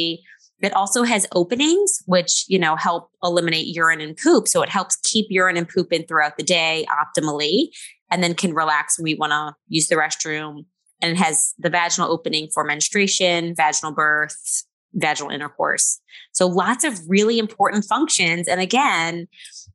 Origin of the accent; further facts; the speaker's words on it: New Orleans, Louisiana, United States; I have a small practice in New Orleans, which is my hometown